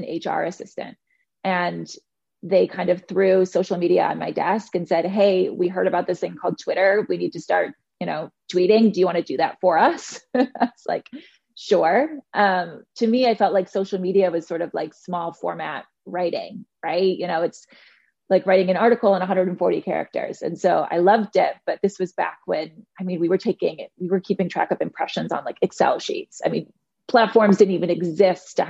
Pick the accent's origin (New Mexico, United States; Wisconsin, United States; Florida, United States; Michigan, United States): Michigan, United States; Detroit; moved away as an adult; also born or lived in New York; now in Chicago, United States; I'm actually from Detroit originally